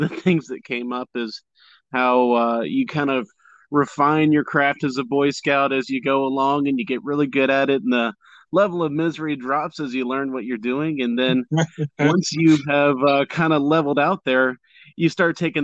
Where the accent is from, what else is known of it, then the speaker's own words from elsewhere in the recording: Jacksonville, Florida, United States; also born or lived in Port Charlotte, Florida / Memphis, Tennessee; I was raised here in Florida. I was born down there in Port Charlotte and spent a little time as a child up in Memphis, but soon returned back to Florida by about the time I was 3. And I've been here in Jacksonville since about the time I was 5